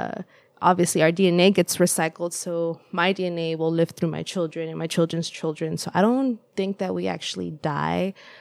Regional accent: El Salvador; English is a second language; moved away; it was quite similar to the house that I grew up in El Salvador.

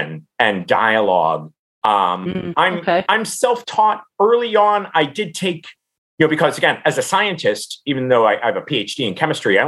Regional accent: Cincinnati, Ohio, United States; I grew up in Cincinnati

